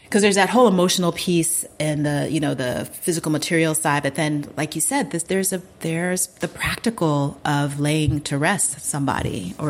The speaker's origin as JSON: {"language": "English", "country": "United States", "tie": "born or raised there", "also_born_or_lived": "Colorado", "moved": "as an adult", "lives_now": "Ghana", "said": "funerals are huge in Ghana. It's a huge part of like our everything. And so growing up in the States, I didn't understand that until before I moved here"}